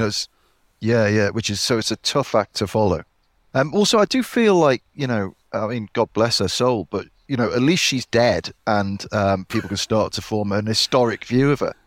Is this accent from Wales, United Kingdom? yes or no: no; Liverpool, North West England, United Kingdom; when I was growing up in Liverpool